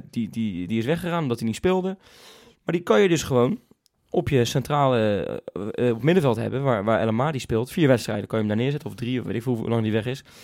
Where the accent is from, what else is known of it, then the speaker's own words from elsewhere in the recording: Zeeland, Netherlands; Hij komt maar, van hetzelfde eiland als waar ik vandaan kom, jongens.